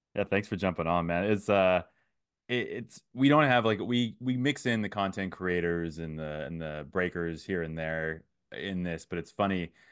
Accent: Antioch, California, United States; I was raised in Antioch

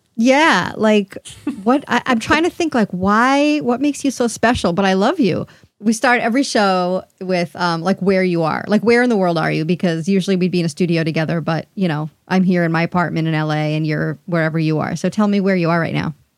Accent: New York City, New York, United States; I'm from Queens, and I never admitted, I just say New York

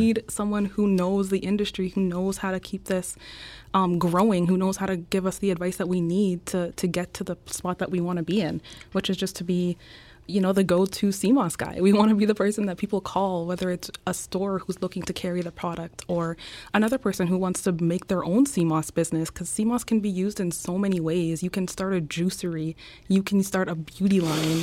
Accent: Winnipeg, Manitoba, Canada; moved away as an adult; I was born and raised in Canada. I'm actually from Winnipeg, Manitoba, so small town

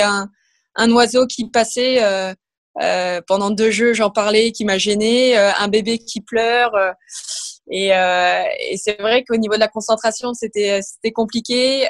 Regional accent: Versailles, Île-de-France, France; je suis née à Versailles, j'ai toujours été au club euh, du TC Grand Versailles. Et donc, je faisais partie de la Ligue des Yvelines. J'ai été au collège dans un sport-études.

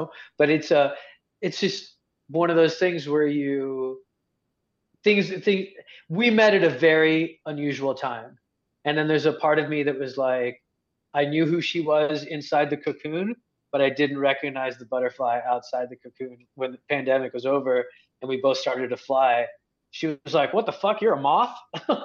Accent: Egypt; moved away; also born or lived in United States; being an Egyptian in America

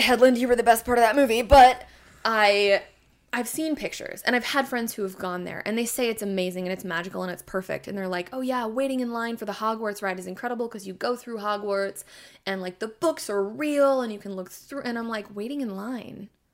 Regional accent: Oregon, United States; I'm from Oregon

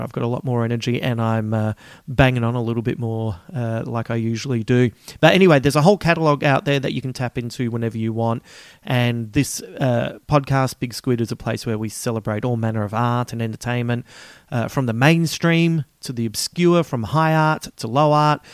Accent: Australia; accent: Aussie; my Aussie accent

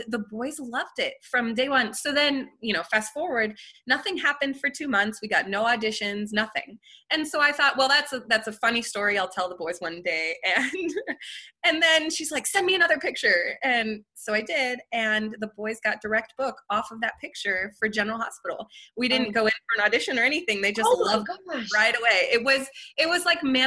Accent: France; moved away; I grew up in France

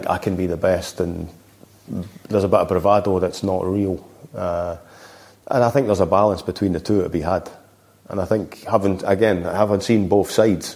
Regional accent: Scotland, United Kingdom; I'm being Scottish

